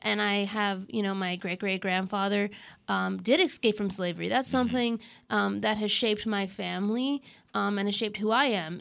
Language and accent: English; Nova Scotia, Canada; I'm from Nova Scotia.